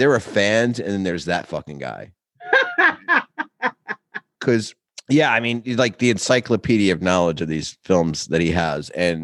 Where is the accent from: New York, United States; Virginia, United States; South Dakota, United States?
New York, United States; I'm a New Yorker